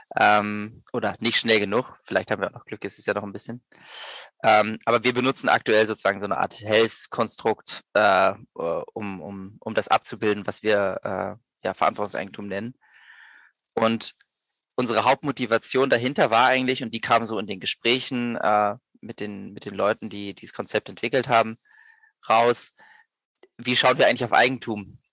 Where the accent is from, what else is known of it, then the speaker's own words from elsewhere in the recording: Berlin, Germany; moved away as an adult; also born or lived in Vienna; Ich komme ursprünglich aus Berlin, bin dann äh, zum Studieren nach Wien gegangen